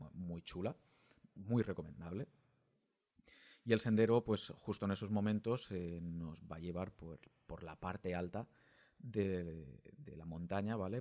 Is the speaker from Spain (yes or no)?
yes; Alicante, Valencian Community, Spain; siendo alicantino